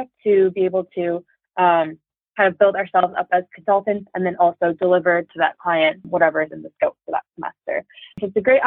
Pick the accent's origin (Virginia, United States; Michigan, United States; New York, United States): Michigan, United States; Troy; my hometown is in Troy, Michigan